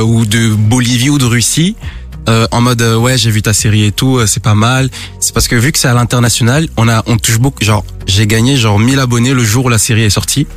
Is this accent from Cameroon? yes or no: yes; Cameroon; je suis né au Cameroun et je parle le B